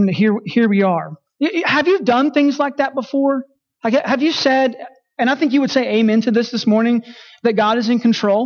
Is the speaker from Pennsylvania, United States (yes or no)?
no; Texas, United States; in my home state of Texas